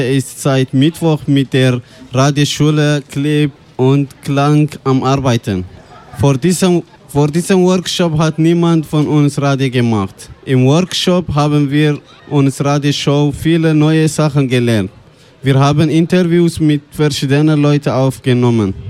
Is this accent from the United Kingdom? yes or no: no; Eritrea; German is a second language; now in Switzerland; ich komme aus Eritrea, ich bin 23 Jahre alt